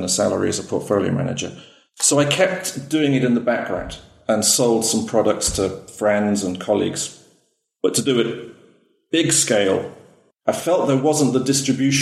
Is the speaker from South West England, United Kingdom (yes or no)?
no; Wales, United Kingdom; I'm actually originally from Wales in the UK, but I married a Greek.